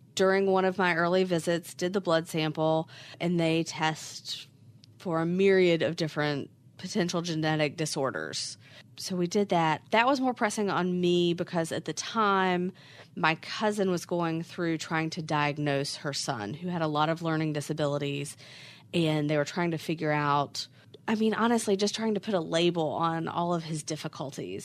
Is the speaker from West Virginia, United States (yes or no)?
yes; West Virginia, United States; now in Charlotte, United States; I am originally from West Virginia, but have lived in Charlotte forever at this point